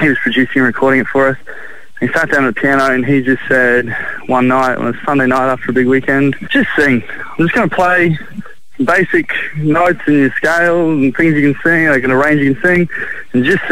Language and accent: English; Ipswich, Queensland, Australia; now in Brisbane, Australia; I grew up mostly in Ipswich